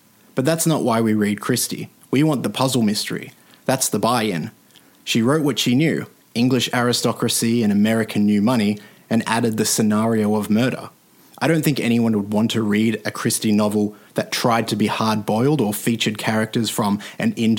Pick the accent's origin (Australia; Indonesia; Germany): Australia; as an Australian